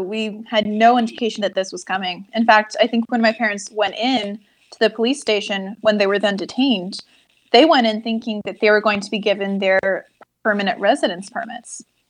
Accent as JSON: {"language": "English", "country": "Turkey", "tie": "born or raised there", "said": "For me, growing up in Turkey felt normal."}